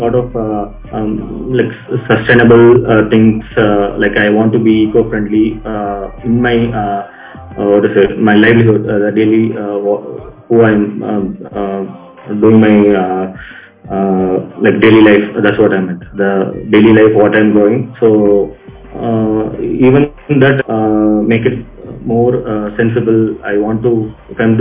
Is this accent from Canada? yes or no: no; Chennai, Tamil Nadu, India; I'm from Chennai, so I am doing architecture. I did my architecture in Chennai, so basically I'm a city person